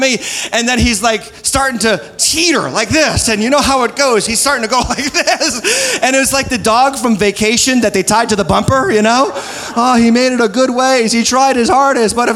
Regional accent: New England, United States; moved away; I'm from New England

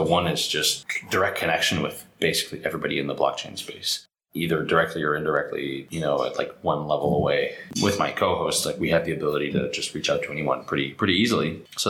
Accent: Canada; So I'm Canadian, Rich is American, our CTO is French-American

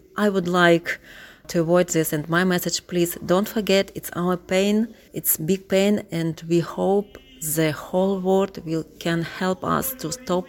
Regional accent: Kyiv, Ukraine; English is a second language; moved away as an adult; now in Kilkenny, Ireland; I'm from Kyiv, from Ukraine.

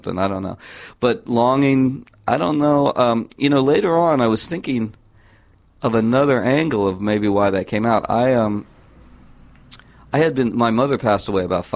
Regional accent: California, United States; I grew up in California, so very near the San Andreas Fault

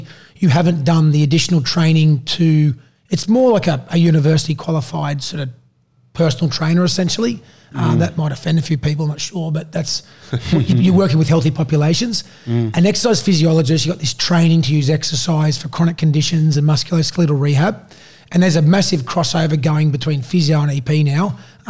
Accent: Sydney, New South Wales, Australia; also born or lived in Queensland; Yeah, basically I sort of grew up in a football family. So my dad... We moved from Queensland to New South Wales out of Sydney, in 1994 when he started coaching the Cronulla Sharks.

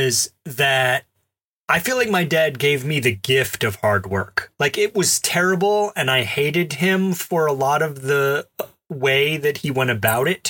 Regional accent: Alabama, United States; I grew up in Alabama

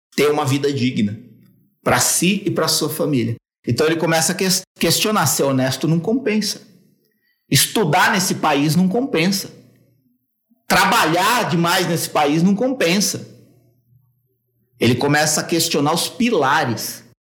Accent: São Paulo, Brazil; Eu sou de São Paulo, tenho 42 anos

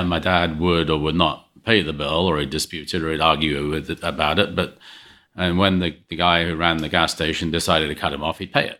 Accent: England, United Kingdom; moved away; growing up in England

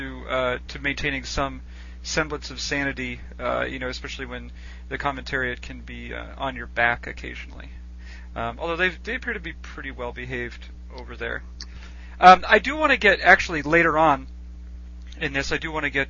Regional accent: Boston, Massachusetts, United States; growing up in the Boston area

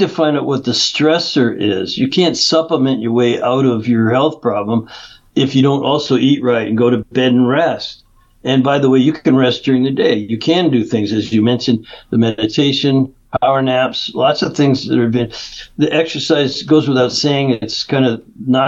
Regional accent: Canada; moved away as an adult; now in California, United States; I grew up in Canada, even though I've been in California 30 years.

